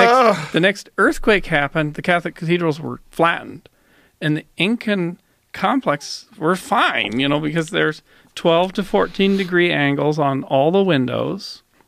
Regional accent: Canada; I'm a Canadian

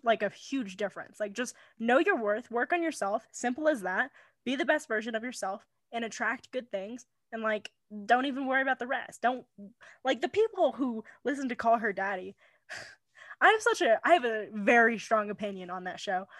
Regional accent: California, United States; moved away as an adult; now in Wyoming, United States; I'm from California. I'm allowed to be a little snobby California person

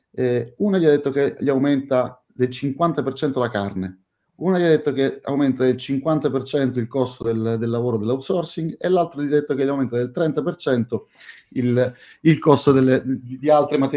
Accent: Catania, Sicily, Italy; Io sono, oggi sono, sono a Catania, la mia città natale, e sono molto, ma molto contento di essere qui, non in veste di turista, non in veste di eh, catanese che torna a casa sua

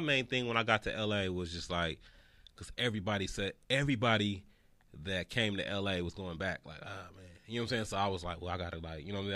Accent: the Bay Area, California, United States; moved away as an adult; now in Los Angeles, United States; I was from the Bay

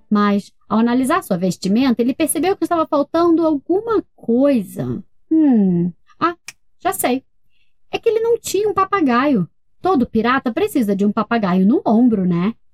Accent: Rio de Janeiro, Brazil; Nós somos do Rio de Janeiro.

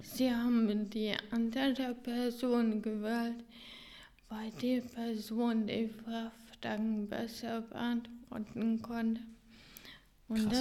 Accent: Hungary; German is a second language; now in Germany; dass ich mein Heimatland in, in äh, diesen äh, Schulen präsentiert habe

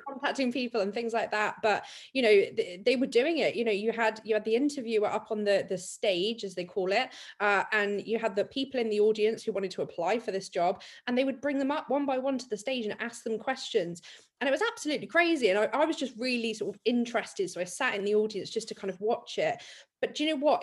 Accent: Dorset, South West England, United Kingdom; I'm from Dorset

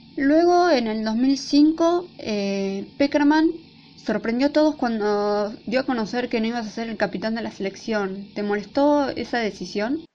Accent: Argentina; somos Argentina

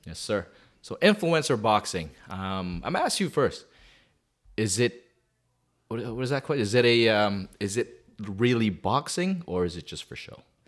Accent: Calgary, Alberta, Canada; I'm from Calgary

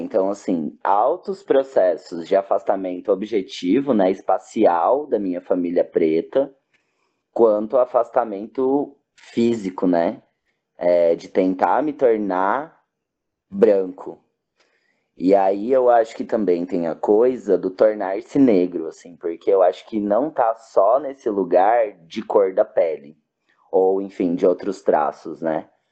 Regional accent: interior of São Paulo, Brazil; moved away; also born or lived in Cianorte / Maringá / Santa Catarina; Eu nasci em São Paulo, capital, e fui para o interior de São Paulo quando era bem criança

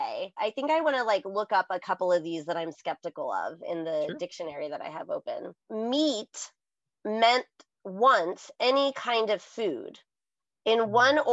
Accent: United States; I'm too American

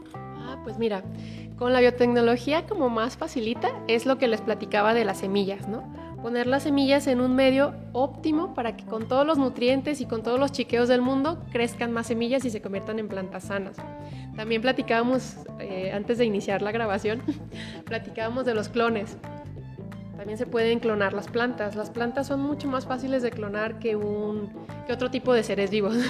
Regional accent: Mexico; de México

